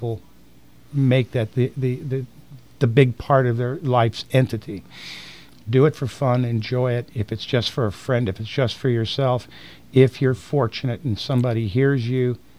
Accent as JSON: {"language": "English", "town": "Tampa", "region": "Florida", "country": "United States", "tie": "born or raised there", "said": "I was born in Tampa. Raised here, my family's here"}